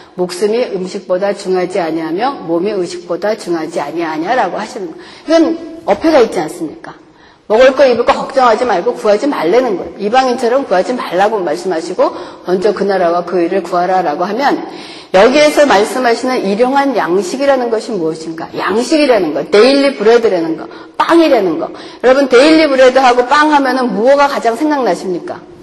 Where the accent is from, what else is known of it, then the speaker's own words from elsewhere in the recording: South Korea; now in United States; 우리가 이민의 삶을 살면서 한국에서 우리의 언어와 문화와 모든 것이 다 필요한 좋은 한국에서 살다가 이곳에 오니까